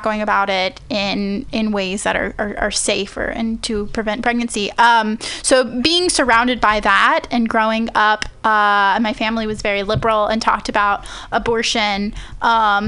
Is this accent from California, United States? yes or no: yes; Central Valley, California, United States; moved away as an adult; also born or lived in Bakersfield / Fresno / Madera / Chowchilla; I'm originally from the Central Valley. I lived there for 18 years